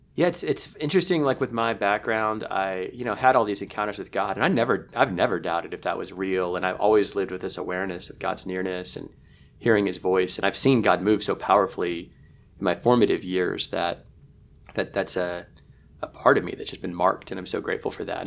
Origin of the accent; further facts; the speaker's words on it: Kansas City, Missouri, United States; the reason I grew up in Kansas City is entirely because of the Dallas Cowboys